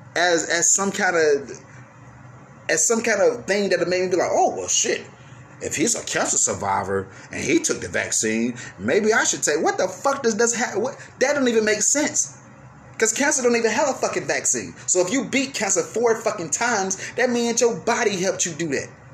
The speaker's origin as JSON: {"language": "English", "country": "United States", "said": "I'm speaking from American point of view."}